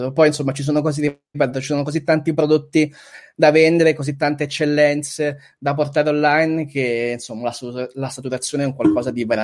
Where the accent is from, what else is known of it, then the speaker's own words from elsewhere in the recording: Southern Italy, Italy; accent: southern Italian, partly Milanese; moved away; il mio accento oramai è. è sono, sono, un bastardo, nel senso che giù, giù, mi, giù, mi, prendono in giro perché insomma mi sono milimesizzato. Qui mi prendono in giro perché eh, comunque resto un po' terun